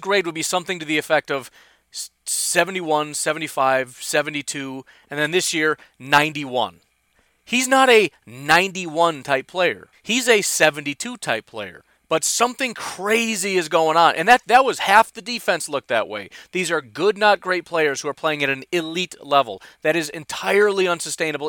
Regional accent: Illinois, United States; moved away as an adult; I grew up in Illinois

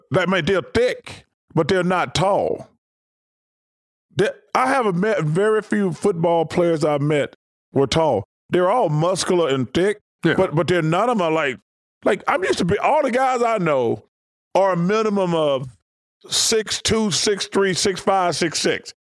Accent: Alabama, United States; moved away as an adult; also born or lived in Philadelphia; I grew up in Alabama, so we don't have any pro football.

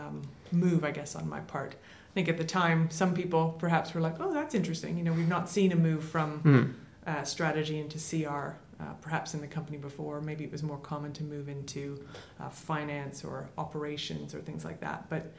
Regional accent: Toronto, Ontario, Canada; moved away; my childhood growing up in Toronto in Canada.

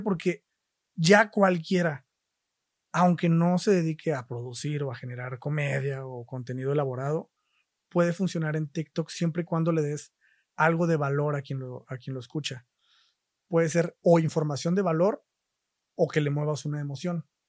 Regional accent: Isthmus of Oaxaca, Mexico; moved away; yo soy de Oaxaca, del istmo de Oaxaca, concretamente, que es la región esta más angosta del país.

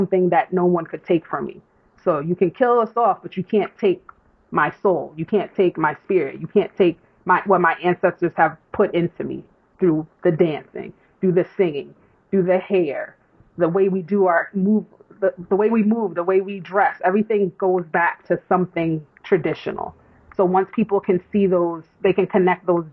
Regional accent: New York, United States; accent: New York; I don't realize how I sound so New York until I leave New York and somebody goes, where are you from? And you say New York.

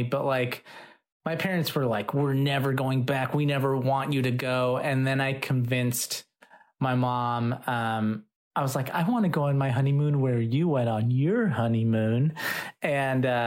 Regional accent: Los Angeles, California, United States; I grew up here in Los Angeles

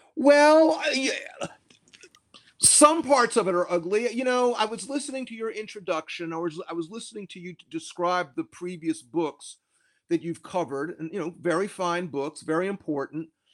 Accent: Columbia, South Carolina, United States; now in Cambridge, United States; in my home state, I'm, I'm from South Carolina. I was born in nineteen fifty-four in Columbia, South Carolina.

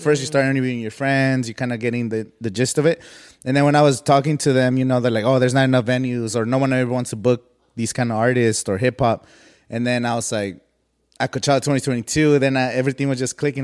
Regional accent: Coachella Valley, California, United States; I'm from the Coachella Valley

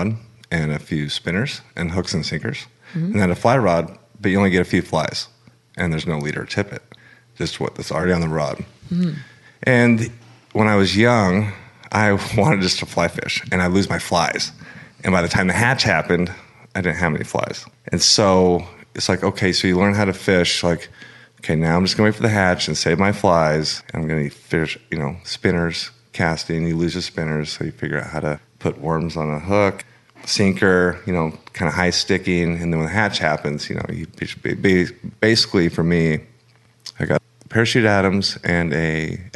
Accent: Salt Lake City, Utah, United States; moved away; also born or lived in Oklahoma; I was born in Salt Lake City, Utah. I was raised in Utah and Oklahoma

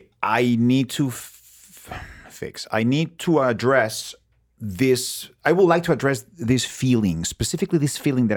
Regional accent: Mexico; English is a second language; I'm from Mexico.

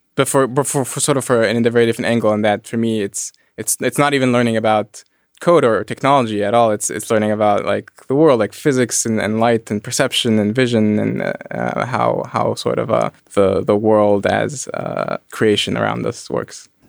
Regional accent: Egypt; moved away; I grew up in Egypt. I grew up around the pyramids

